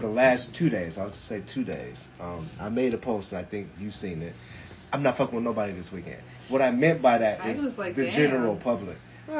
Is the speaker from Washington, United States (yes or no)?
yes; Seattle, Washington, United States; I'm from Seattle, born and raised.